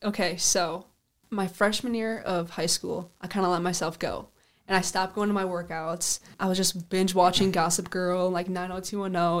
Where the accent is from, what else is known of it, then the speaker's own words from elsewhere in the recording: Sioux Falls, South Dakota, United States; I'm from Sioux Falls, South Dakota. I lived on the east side